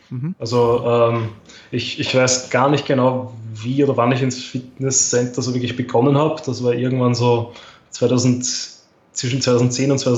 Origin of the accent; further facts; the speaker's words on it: Austria; Also das war eben die Staatsmeisterschaft 2018 bei uns in Österreich.